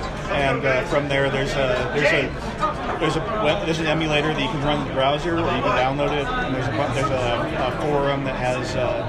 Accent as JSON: {"language": "English", "region": "Minnesota", "country": "United States", "moved": "yes", "lives_now": "Arizona, United States", "said": "I'm from Arizona. Well, I'm originally from Minnesota, but I live in Arizona."}